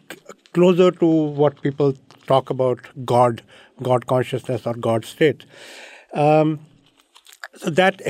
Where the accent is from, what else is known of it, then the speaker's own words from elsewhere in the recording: North India, India; moved away as an adult; now in United States; I was born in North India and had an education in science